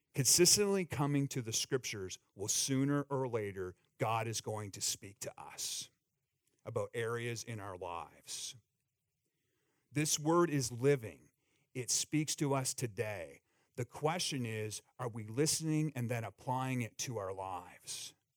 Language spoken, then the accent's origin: English; Eastern Canada, Canada; now in United States; where I grew up in the Northeast in Eastern Canada along the rivers